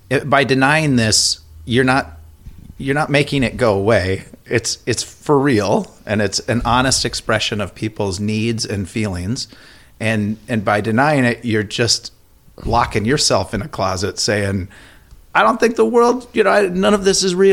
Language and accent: English; Elk River, Minnesota, United States; Yeah, I grew up in Elk River.